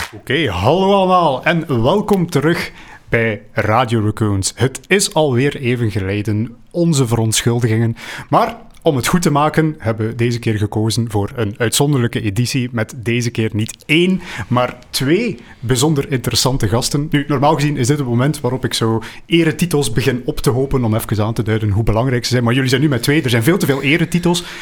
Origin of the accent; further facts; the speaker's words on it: Flanders, Belgium; wij, als Vlamingen